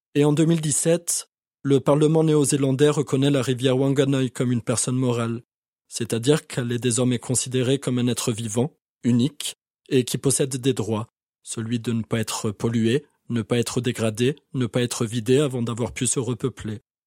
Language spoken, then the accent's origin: French; France; En tant que Français